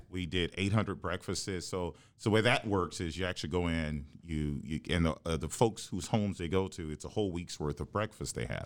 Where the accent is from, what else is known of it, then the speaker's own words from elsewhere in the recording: Houston, Texas, United States; moved away as an adult; also born or lived in New Haven, Connecticut / New York; I grew up in Houston